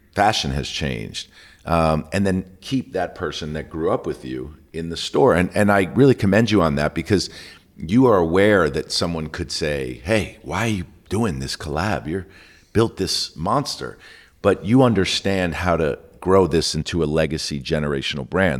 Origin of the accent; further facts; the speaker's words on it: New York City, New York, United States; growing up in New York City